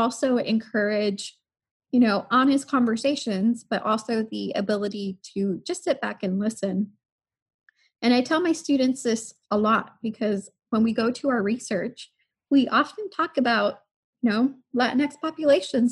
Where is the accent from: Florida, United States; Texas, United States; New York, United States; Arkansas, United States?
Texas, United States; Harlingen; I am from Harlingen, Texas. So deep in the south